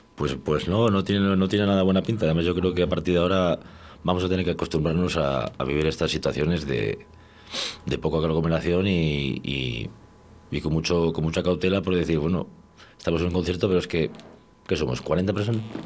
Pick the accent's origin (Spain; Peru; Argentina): Spain; Valladolid, Castile and León; moved away as an adult; now in Valencia de Don Juan, Spain; yo soy de Valladolid, soy, soy de aquí, de, además del barrio de las Delicias, y, hace ya, estuve viviendo aquí más de 25 años